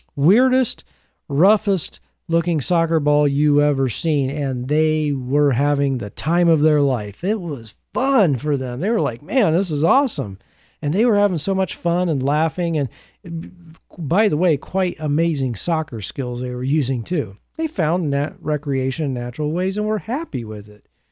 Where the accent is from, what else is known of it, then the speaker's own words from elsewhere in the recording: United States; as an American